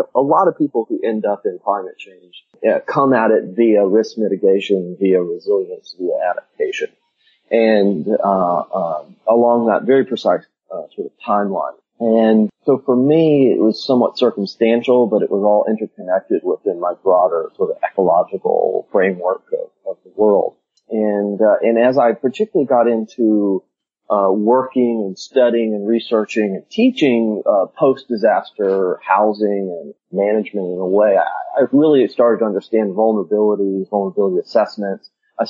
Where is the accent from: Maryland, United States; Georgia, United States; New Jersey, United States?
Georgia, United States; Albany; moved away as an adult; also born or lived in Florida; And I grew up in Albany, Georgia, the deep south